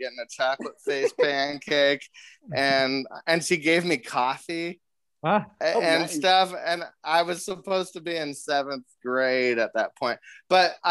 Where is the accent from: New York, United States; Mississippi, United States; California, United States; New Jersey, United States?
California, United States; Van Nuys; I'm from just from Van Nuys, California